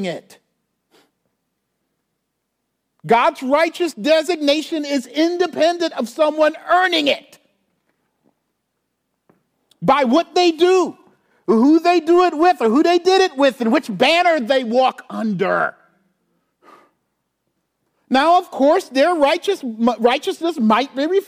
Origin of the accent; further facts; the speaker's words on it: Charleston, South Carolina, United States; now in St. Louis, United States; I grew up in Charleston, South Carolina.